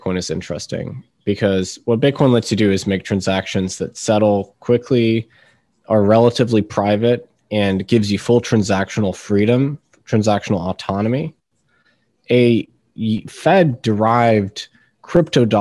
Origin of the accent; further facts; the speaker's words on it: Washington, District of Columbia, United States; also born or lived in United Kingdom; now in Boston, United States; Technically, I'm British by origin and birth, and then I grew up in D.C., and now I'm here in Boston.